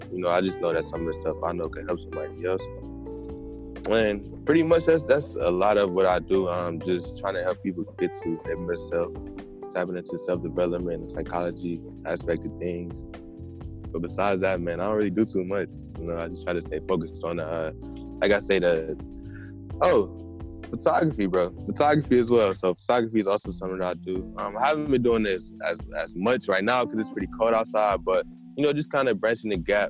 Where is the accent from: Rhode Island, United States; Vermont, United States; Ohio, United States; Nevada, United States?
Ohio, United States; Cleveland; I'm from Cleveland, Ohio